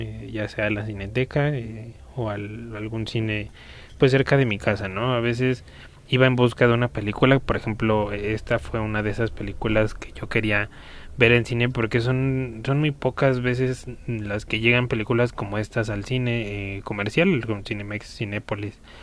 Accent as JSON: {"language": "Spanish", "country": "Mexico", "said": "aquí en mi país, que es México"}